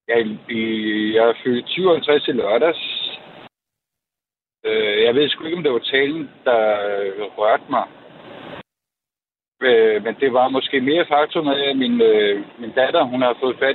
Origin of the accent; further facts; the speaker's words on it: Copenhagen, Capital Region of Denmark, Denmark; now in Jutland, Denmark; nu er jeg fra København, men jeg har boet i, i Jylland i 27 år.